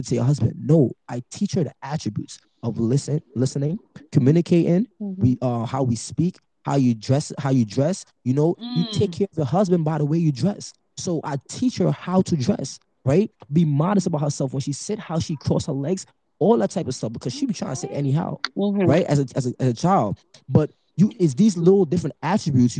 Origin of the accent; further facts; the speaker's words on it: New York City, New York, United States; I was raised in Brooklyn, New York